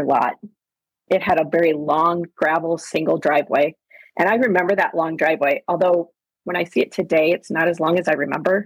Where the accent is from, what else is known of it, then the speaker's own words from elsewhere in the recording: Cedar Falls, Iowa, United States; now in Des Moines, United States; I grew up in Cedar Falls